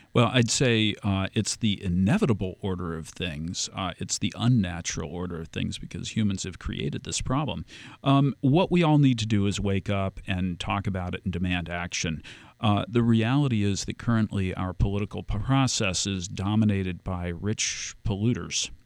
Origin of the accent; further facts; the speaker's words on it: Key Biscayne, Florida, United States; I grew up on Key Biscayne